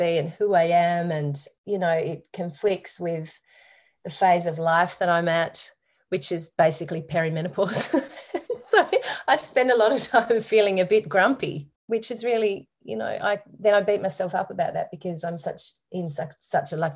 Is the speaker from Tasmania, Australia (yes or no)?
yes; Derwent Valley, Tasmania, Australia; now in Hobart, Australia; I grew up on a farm